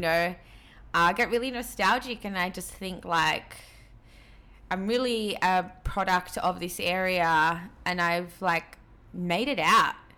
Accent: Sydney, New South Wales, Australia; also born or lived in Peru; growing up in Western Sydney

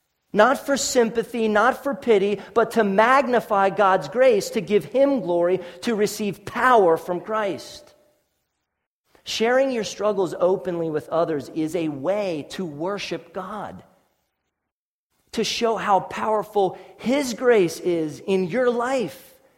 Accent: Ephrata, Pennsylvania, United States; born there; Let me start in 1979. I was born in Ephrata and my parents, you know, dropped me on my head or whatever.

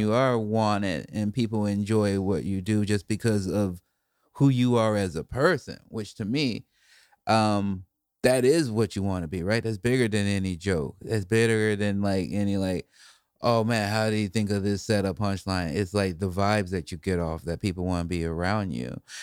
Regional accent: Chicago, Illinois, United States; moved away; also born or lived in Portland; I grew up in Chicago, too

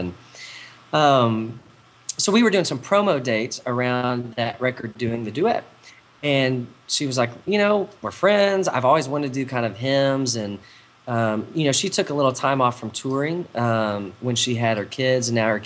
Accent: Texas, United States; I grew up in church in Texas.

